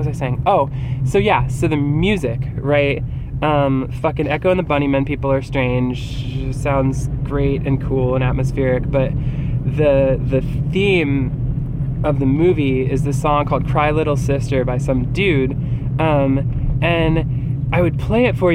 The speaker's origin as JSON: {"language": "English", "region": "New Jersey", "country": "United States", "tie": "born or raised there", "said": "growing up in New Jersey"}